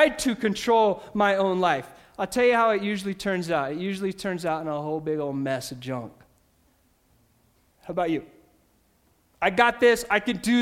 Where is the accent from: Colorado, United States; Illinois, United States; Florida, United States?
Colorado, United States; Ordway; I grew up in Ordway, Colorado